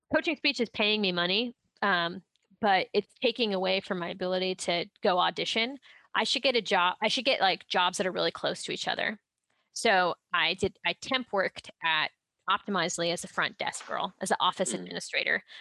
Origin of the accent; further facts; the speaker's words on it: Ohio, United States; I'm from Ohio.